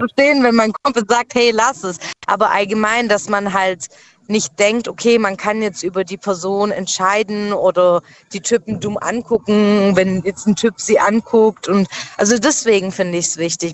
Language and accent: German; Schwäbisch Gmünd, Baden-Württemberg, Germany; ich komme aus Schwäbisch Gmünd.